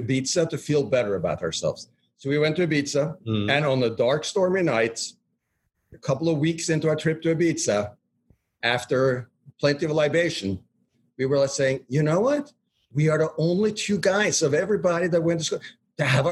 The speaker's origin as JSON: {"language": "English", "country": "Norway", "moved": "yes", "said": "We're all Norwegians. So we formed the powerful company, Nor Partners, because we were Norwegian"}